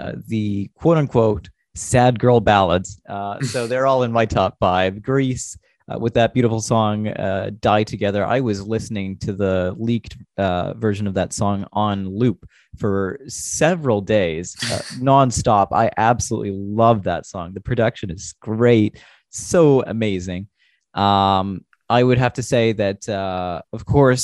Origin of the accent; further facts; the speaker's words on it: Canada; as a Canadian